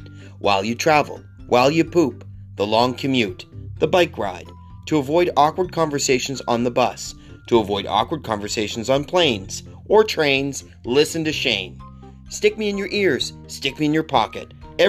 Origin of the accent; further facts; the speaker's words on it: Fredericton, New Brunswick, Canada; born there; I was born in Fredericton, 1976.